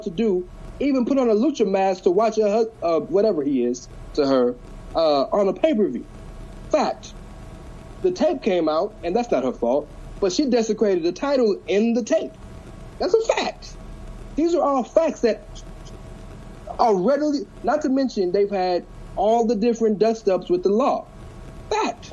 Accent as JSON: {"language": "English", "town": "Houston", "region": "Texas", "country": "United States", "said": "I'm from Houston"}